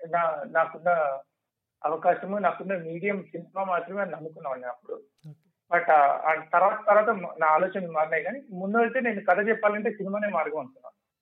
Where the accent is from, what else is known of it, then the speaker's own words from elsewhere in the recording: Nalgonda, Telangana, India; అది నల్గొండ నాకు నల్గొండ